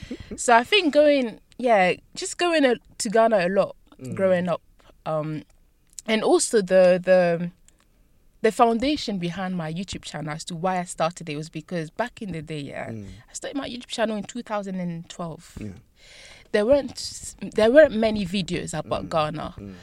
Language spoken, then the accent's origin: English; France; born there; And yeah, I was born in France.